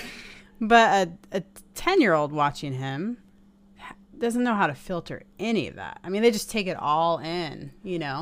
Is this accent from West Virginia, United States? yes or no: no; Seattle, Washington, United States; we're from Seattle